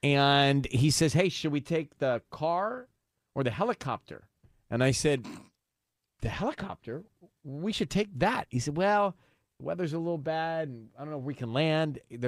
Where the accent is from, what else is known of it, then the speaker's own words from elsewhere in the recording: Atlanta, Georgia, United States; my hometown where I grew up of Atlanta.